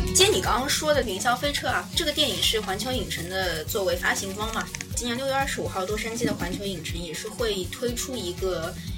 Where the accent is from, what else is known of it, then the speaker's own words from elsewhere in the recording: China; 我们中国人